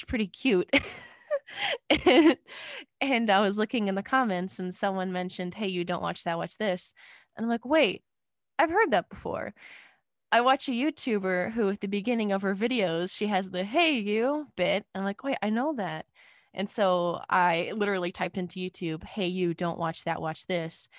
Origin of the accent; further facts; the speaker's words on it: Clarkston, Michigan, United States; I'm from Clarkston, Michigan